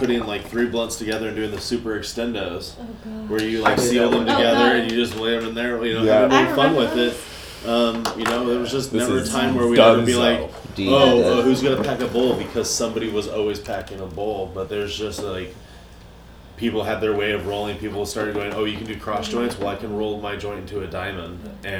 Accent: Richmond, United States; I was raised in Richmond.

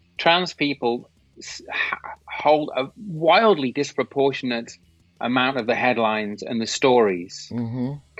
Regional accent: England, United Kingdom; I'm from England, obviously. So I did lots of work in the UK

